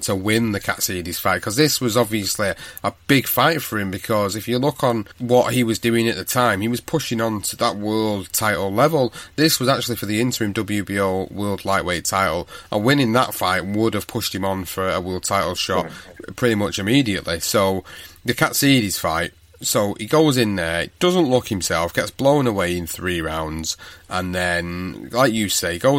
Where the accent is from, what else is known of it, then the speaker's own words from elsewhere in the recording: Manchester, North West England, United Kingdom; my hometown of Manchester